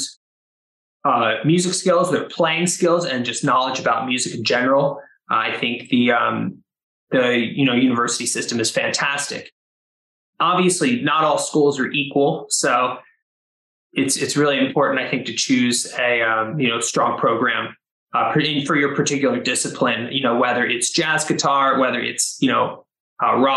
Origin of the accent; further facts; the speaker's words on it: Philadelphia, Pennsylvania, United States; now in Medford, United States; I grew up in Pennsylvania in the Philadelphia area